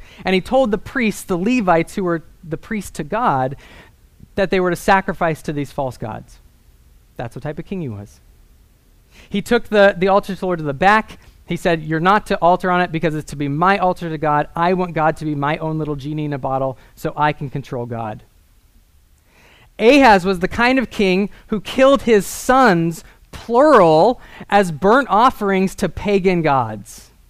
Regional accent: Northern California, United States; I grew up in Northern California in the Redwood Mountains

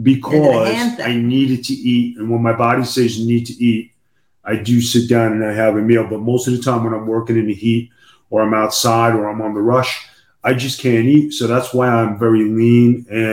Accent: Tampa, Florida, United States; Bye, see you in my hometown in Tampa soon.

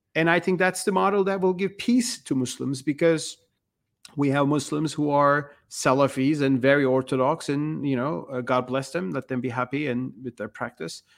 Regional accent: Turkey; moved away as an adult; now in United States; I was born and raised in Turkey

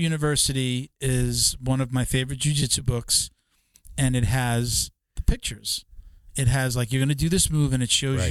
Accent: New York, United States; now in Florida, United States; I'm from New York originally too, so I'm like a Northeast guy.

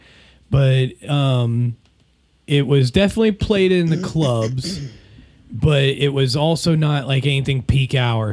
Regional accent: Lebanon, Ohio, United States; somebody from my hometown, like, posted on Facebook, they tore it down

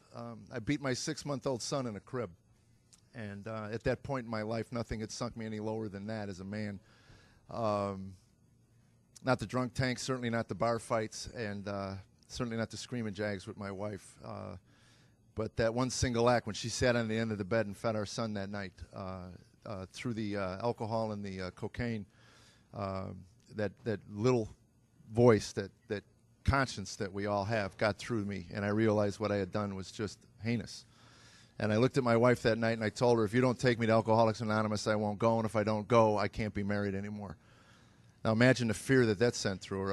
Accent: United States; I grew up in America

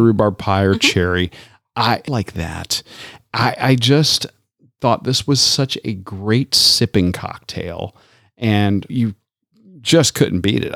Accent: Tampa, Florida, United States; moved away; my hometown of Tampa, Florida.

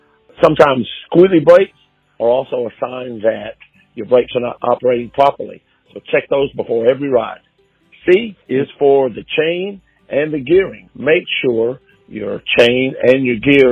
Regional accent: Decatur, Georgia, United States; I am from Decatur, Georgia

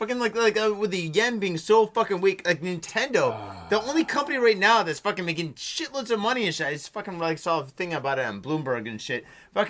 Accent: Ohio, United States; now in Tokyo, Japan; I'm really from Ohio.

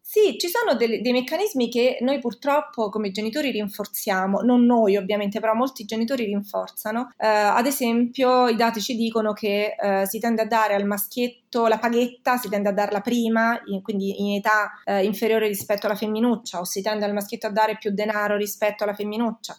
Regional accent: Rome, Lazio, Italy; io sono di Roma

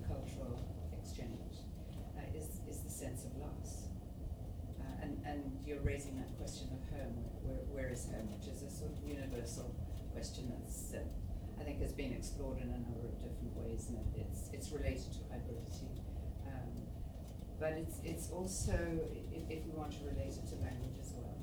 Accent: Zimbabwe; also born or lived in Malawi; now in Toronto, Canada; Shona, which is one of the languages of Zimbabwe, where I spent much of my life before I moved here.

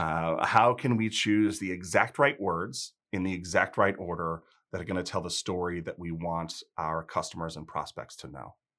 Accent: outside of Chicago, Illinois, United States; moved away; also born or lived in South Carolina; I grew up outside of Chicago

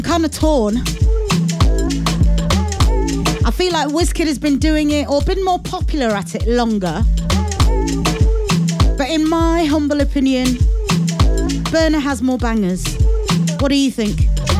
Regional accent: Ghana; I'm Ghanaian, it's in my bones.

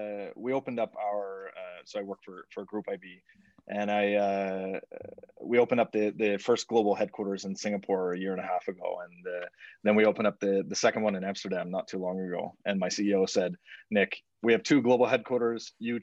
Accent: Nova Scotia, Canada; moved away as an adult; now in Moscow, Russia; I've lived here for the last 7 years almost, but I'm from Nova Scotia originally.

